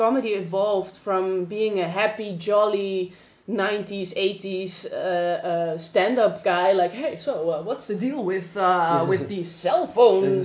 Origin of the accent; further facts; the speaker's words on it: Amsterdam, North Holland, Netherlands; I grew up in Amsterdam, where there are a lot of perverts out in the street